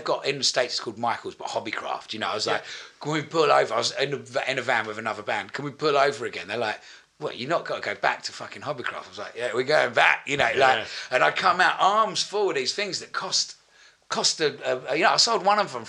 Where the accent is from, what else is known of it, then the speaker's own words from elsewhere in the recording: East of England, United Kingdom; I'm from Essex as well, so don't worry about that.